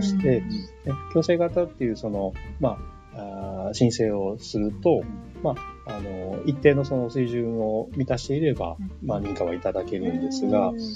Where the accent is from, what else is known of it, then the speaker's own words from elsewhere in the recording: Neyagawa, Osaka, Japan; now in Ibaraki, Japan; 出身はですね、あの、寝屋川というところなんですけれども、今は茨 城市に住んでおります